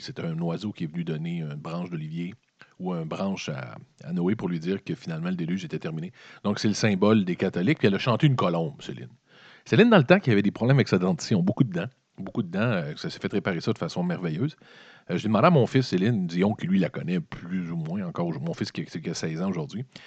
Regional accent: Quebec City, Quebec, Canada; Moi, je viens de la ville de Québec. Donc, mon 84, c'est passé à Québec

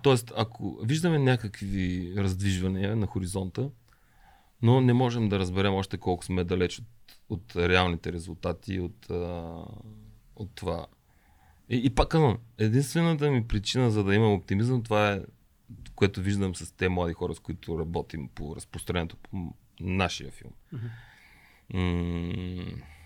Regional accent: Bulgaria; съм от България

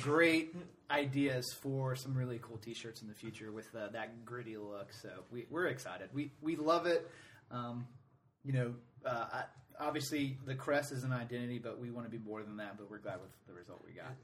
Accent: Atlanta, Georgia, United States; now in Greenville, United States; I'm from Atlanta originally.

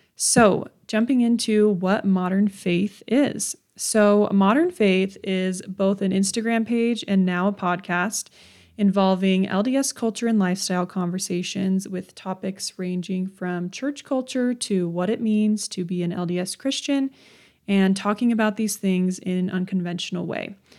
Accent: Utah, United States; also born or lived in Redlands, California; I was born and raised in Utah

